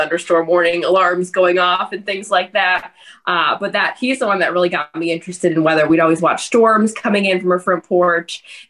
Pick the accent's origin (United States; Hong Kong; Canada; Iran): United States; Cleveland, Ohio; also born or lived in Strongsville, Ohio / Asheville, North Carolina; So I grew up here in Cleveland.